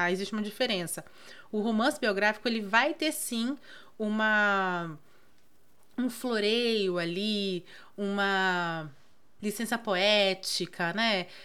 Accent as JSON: {"language": "Portuguese", "town": "Belém", "region": "Pará", "country": "Brazil", "tie": "born or raised there", "said": "eu era uma criança que nasci e me criei em Belém do Pará. O norte do Brasil"}